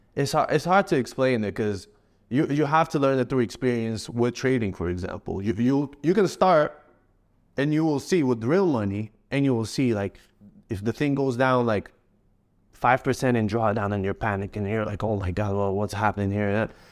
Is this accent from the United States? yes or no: no; Morocco; also born or lived in Canada / Spain; now in Dubai, United Arab Emirates; my home country, Morocco